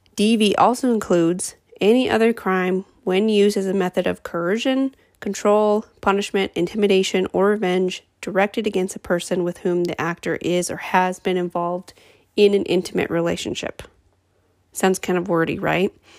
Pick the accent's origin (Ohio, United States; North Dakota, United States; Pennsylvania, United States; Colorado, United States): North Dakota, United States; Minot; from Minot, North Dakota. That's my hometown